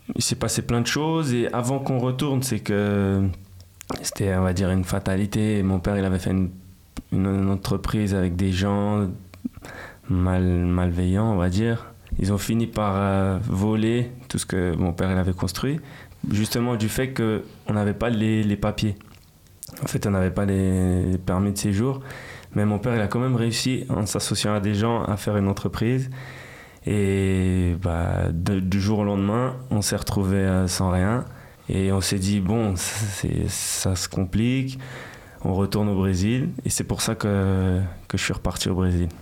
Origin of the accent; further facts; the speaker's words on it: Geneva, Switzerland; French is a second language; also born or lived in São Paulo, Brazil; je suis genevois parce que voilà j'ai grandi aussi ici